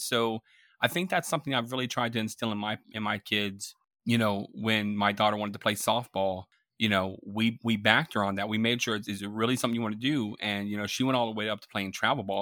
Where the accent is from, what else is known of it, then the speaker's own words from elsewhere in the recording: Tampa, Florida, United States; I grew up in Florida, Tampa Bay, Florida